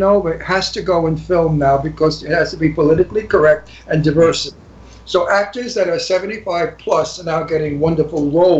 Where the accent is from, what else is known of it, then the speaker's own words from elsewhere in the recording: New York City, New York, United States; accent: Brooklyn; now in Los Angeles, United States; I'm from Brooklyn.